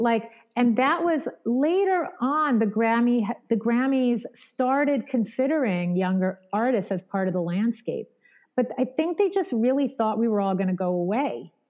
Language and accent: English; Long Island, New York, United States; growing up in Long Island was amazing and especially amazing for the arts